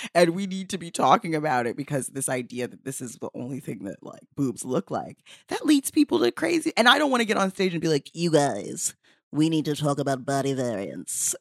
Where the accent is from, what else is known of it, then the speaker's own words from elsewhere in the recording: New York City, New York, United States; I also am from Bed-Stuy